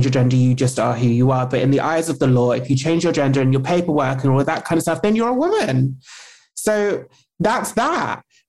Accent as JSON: {"language": "English", "country": "United Kingdom", "said": "I'm British"}